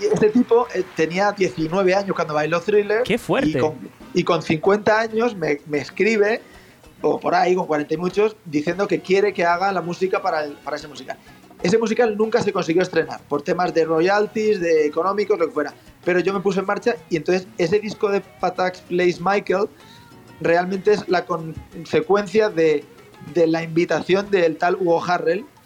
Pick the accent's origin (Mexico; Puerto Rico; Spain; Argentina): Spain; also born or lived in Boston; percusionista español